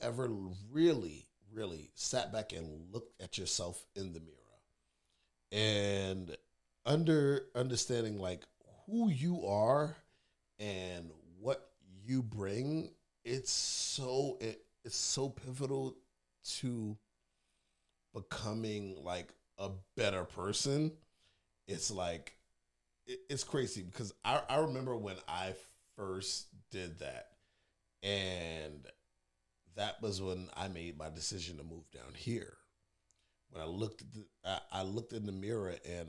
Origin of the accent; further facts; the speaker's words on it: New York City, New York, United States; I might be a city boy, born and raised in Brooklyn